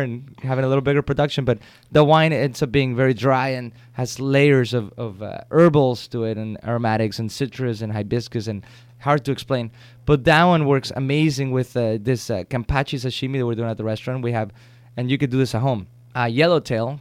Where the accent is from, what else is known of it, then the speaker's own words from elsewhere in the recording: Mexico; moved away; I grew up with him in Mexico